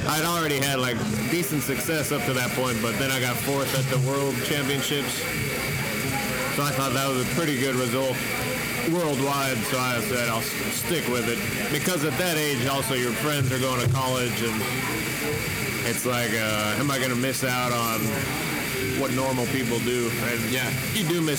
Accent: Salt Lake City, Utah, United States; moved away as an adult; now in Los Angeles, United States; I grew up in Salt Lake City, Utah, and then became a bike racer, traveled all around, and currently live in Los Angeles.

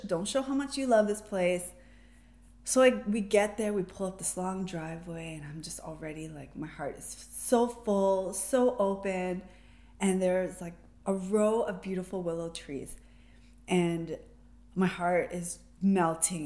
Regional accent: Toronto, Ontario, Canada; I was born and raised in Toronto, raised as a city girl

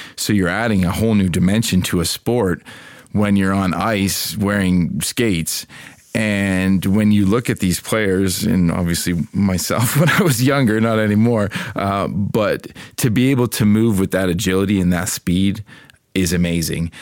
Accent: Canada; moved away; I'm Canadian. I grew up in Canada.

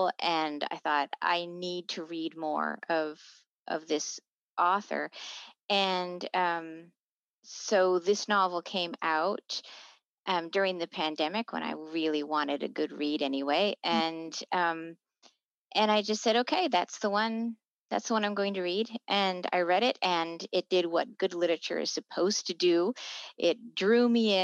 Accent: United States; I grew up in the States in the 70s

